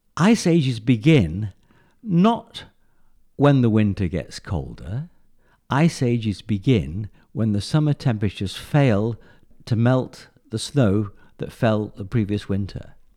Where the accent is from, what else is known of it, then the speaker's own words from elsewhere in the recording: England, United Kingdom; moved away; I came originally from England